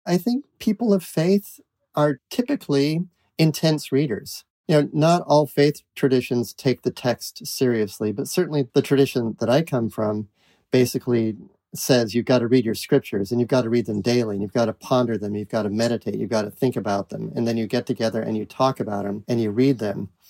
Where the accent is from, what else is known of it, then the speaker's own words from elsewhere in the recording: New England, United States; also born or lived in Utah / Iowa; I was born in Utah, but grew up in New England